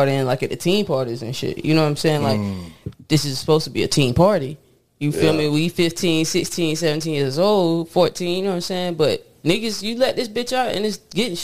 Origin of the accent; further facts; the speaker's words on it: Jacksonville, Florida, United States; I'm from Duval